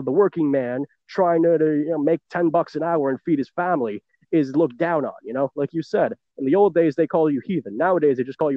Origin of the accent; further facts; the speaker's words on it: New York City, New York, United States; born and raised in New York City